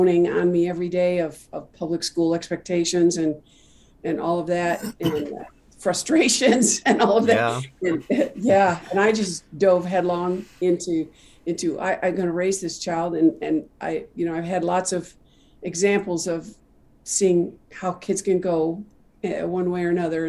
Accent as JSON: {"language": "English", "region": "Midwest", "country": "United States", "tie": "born or raised there", "moved": "yes", "lives_now": "Dallas, United States", "said": "I was not from Dallas, so I was raised in a little town in the Midwest"}